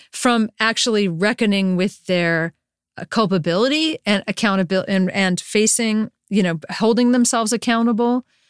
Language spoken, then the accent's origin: English; Durham, North Carolina, United States; moved away as an adult; also born or lived in San Francisco; I grew up in Durham, North Carolina